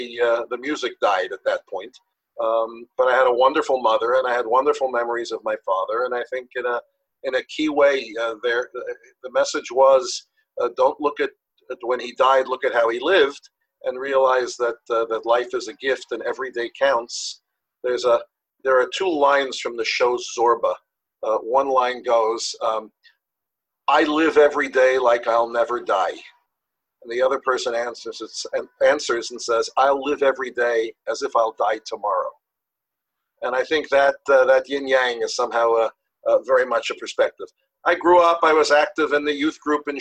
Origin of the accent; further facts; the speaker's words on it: Yonkers, New York, United States; also born or lived in Riverdale, New York; I was born in Riverdale. I was raised in Yonkers, New York